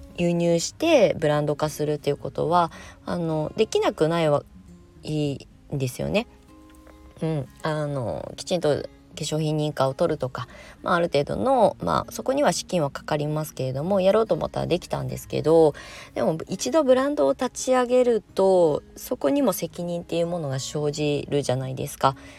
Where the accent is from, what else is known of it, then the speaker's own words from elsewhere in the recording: Kasama, Ibaraki, Japan; moved away; also born or lived in Shonan, Kanagawa; 茨城県笠間市に U ターンしてきて1年なんですけど結構あの戦々恐々としております生まれ育った場所なんですけど